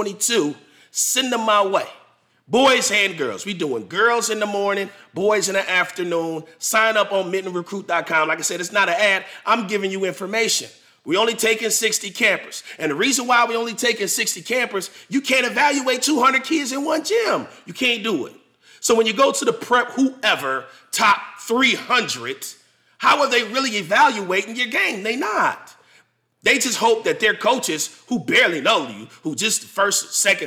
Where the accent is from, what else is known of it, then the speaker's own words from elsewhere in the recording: Michigan, United States; I'm not from Indiana. I'm from Michigan.